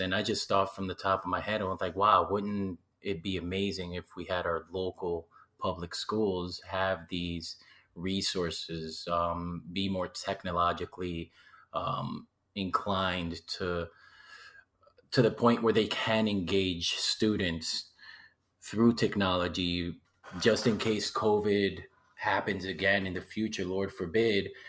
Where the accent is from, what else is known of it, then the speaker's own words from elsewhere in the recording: Waterbury, Connecticut, United States; also born or lived in Puerto Rico / California; I was born in Puerto Rico and moved to Waterbury when I was eight